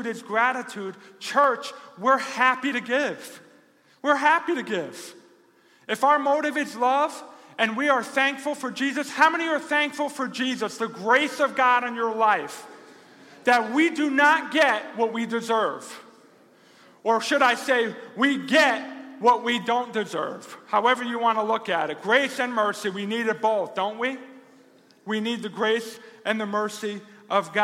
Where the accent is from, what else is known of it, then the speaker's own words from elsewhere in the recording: New Jersey, United States; now in Rochester, United States; I didn't grow up here. I grew up in New Jersey.